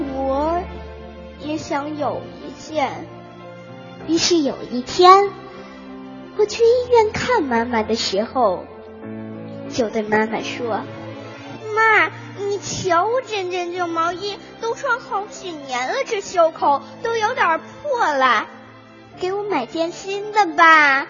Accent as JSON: {"language": "Chinese", "town": "Qujing", "region": "Yunnan", "country": "China", "said": "我们云南七境"}